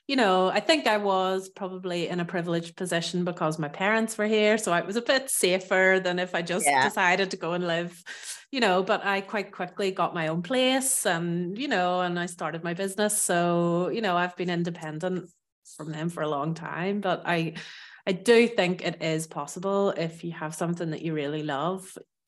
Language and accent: English; Ireland; now in France; I am originally from Ireland, as you might hear from my accent. But for the past 10 years, so I moved here in 2013, I have lived in the south of France.